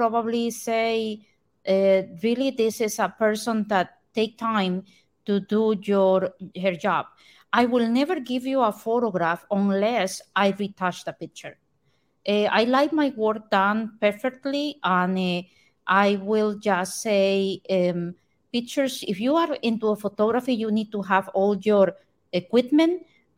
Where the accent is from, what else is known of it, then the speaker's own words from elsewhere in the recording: Costa Rica; now in Port St. Lucie, United States; I am from Costa Rica